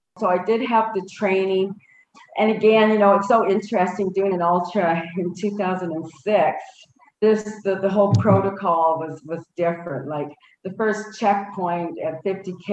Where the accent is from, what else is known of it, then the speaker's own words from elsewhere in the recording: Saskatchewan, Canada; now in Calgary, Canada; I grew up in Saskatchewan